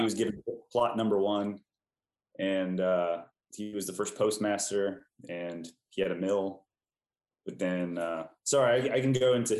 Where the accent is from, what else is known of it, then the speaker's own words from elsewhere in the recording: San Antonio, Texas, United States; now in Austin, United States; I'm from San Antonio originally, and Flaco Jimenez is from San Antonio.